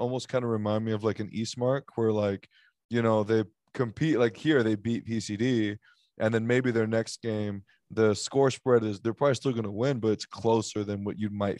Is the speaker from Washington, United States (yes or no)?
no; Texas, United States; I'm from Texas. I'm a big Texas Longhorn fan.